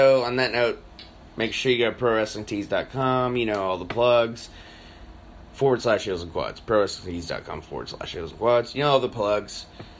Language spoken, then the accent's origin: English; United States; I feel like I'm both because I was made in America and I'm a real American.